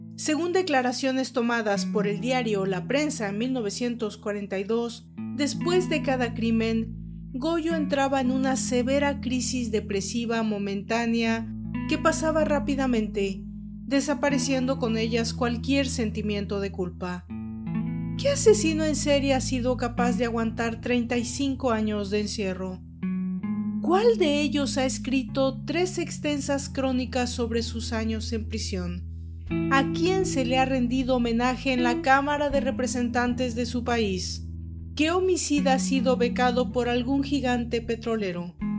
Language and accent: Spanish; Mexico; En México, mi país de origen